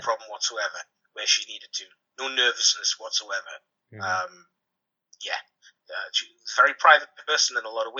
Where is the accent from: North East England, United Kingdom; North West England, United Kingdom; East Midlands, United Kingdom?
North East England, United Kingdom; Durham Coalfield villages; We're both from Durham Coalfield villages